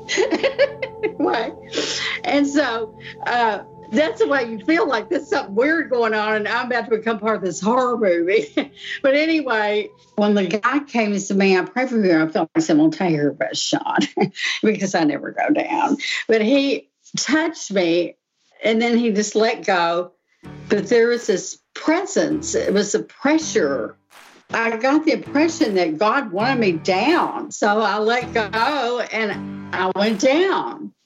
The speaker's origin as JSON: {"language": "English", "region": "Texas", "country": "United States", "moved": "yes", "lives_now": "Pittsburgh, United States", "said": "I'm originally from Texas, and I've lived here in Pittsburgh area for 43 years."}